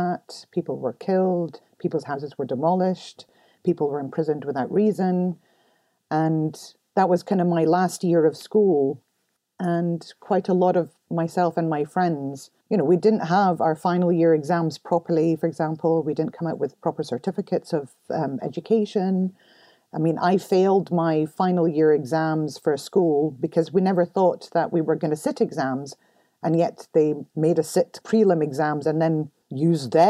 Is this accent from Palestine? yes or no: yes; Ramallah, West Bank, Palestine; moved away as an adult; also born or lived in Stockton-on-Tees, United Kingdom; now in Edinburgh, United Kingdom; I grew up in Ramallah, which is just outside Jerusalem.